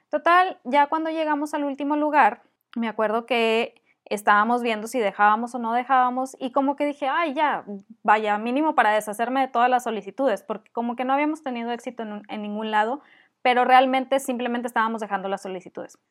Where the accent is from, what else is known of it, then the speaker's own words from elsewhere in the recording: Monterrey, Nuevo León, Mexico; accent: regio fresa; mi acento regio fresa